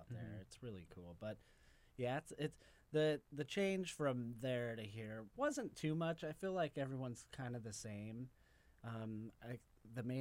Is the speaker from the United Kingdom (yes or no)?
no; Colorado, United States; moved away; also born or lived in New York; I'm originally from Colorado.